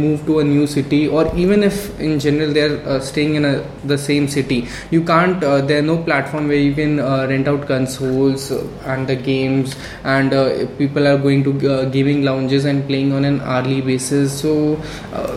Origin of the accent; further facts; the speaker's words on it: Delhi, India; also born or lived in Tiruchirappalli; now in Bangalore, India; I hail from Delhi, brought up there